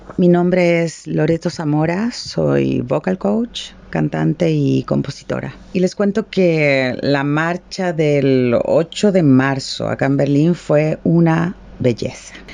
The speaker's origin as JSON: {"language": "Spanish", "country": "El Salvador"}